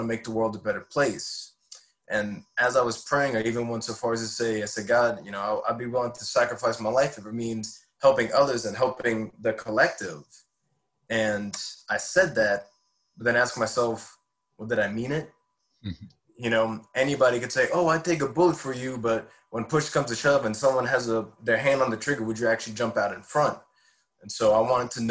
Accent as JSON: {"language": "English", "town": "Hammond", "region": "Louisiana", "country": "United States", "tie": "born or raised there", "also_born_or_lived": "Denham Springs, Louisiana", "said": "I grew up in Hammond, Louisiana, which is just about the same distance from New Orleans"}